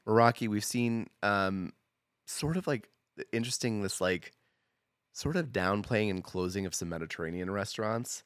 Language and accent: English; Portland, Oregon, United States; moved away as an adult; now in Boise, United States; I grew up, like, a stone's throw to the Portland L D S Temple.